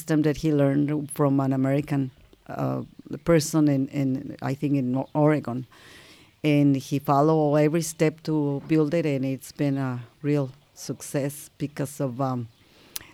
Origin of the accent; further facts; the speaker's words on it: Ensenada, Baja California, Mexico; also born or lived in Linares, Nuevo León, Mexico; now in Valle de Guadalupe, Mexico; I grew up in Ensenada, and the other part in my grandfather's ranch.